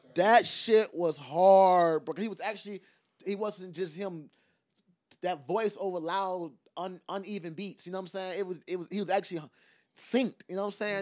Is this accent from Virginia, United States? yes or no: no; Savannah, Georgia, United States; I'm from Savannah